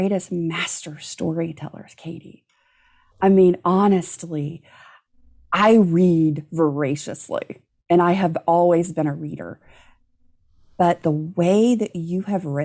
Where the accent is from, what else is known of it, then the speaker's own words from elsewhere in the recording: Gulf Coast, United States; growing up on the Gulf Coast